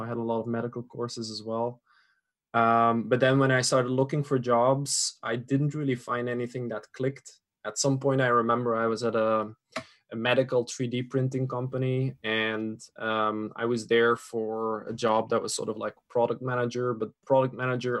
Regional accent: New York, United States; born there; I was born in a little town upstate New York of Belgian parents. There's nothing American about me apart from

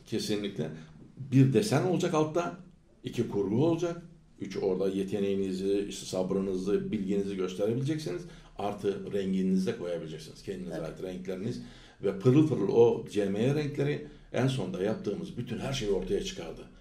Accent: İzmir, Turkey; also born or lived in Ankara; Ben Ankara doğumluyum. 67'de e, çocukluk daha ilkokul 2'de e, yarısında e, Şubat'ın valla ortalarıydı. Ankara, İz, İzmir'e geldik.

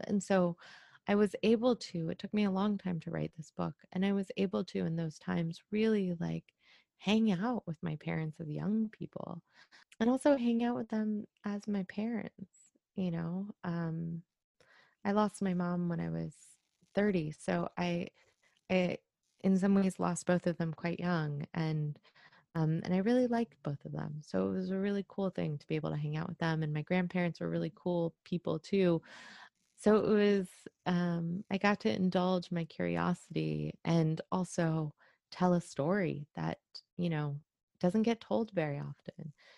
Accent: Iran; born or raised there; moved away

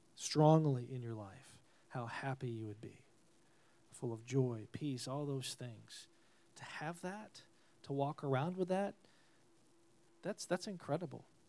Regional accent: New York, United States; moved away; I'm from New York originally

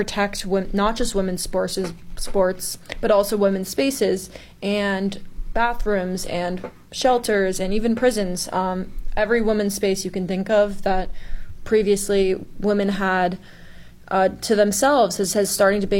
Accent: Connecticut, United States; also born or lived in New York City; I'm from Connecticut. So I'm pretty close to New York City area. I spent time a lot in New York City growing up.

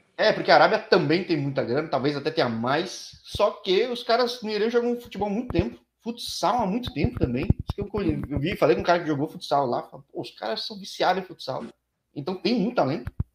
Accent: São Paulo, Brazil; eu sou de São Paulo também

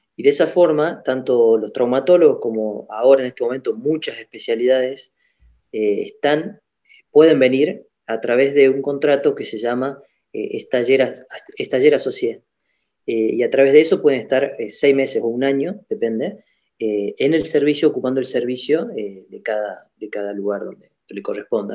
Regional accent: Salta, Argentina; now in Lyon, France; soy nacido en Salta, Argentina

